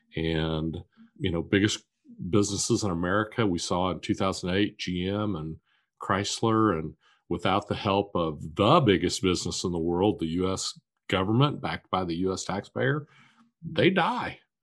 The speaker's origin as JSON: {"language": "English", "town": "Wichita", "region": "Kansas", "country": "United States", "tie": "born or raised there", "said": "I was born and raised in Wichita, Kansas"}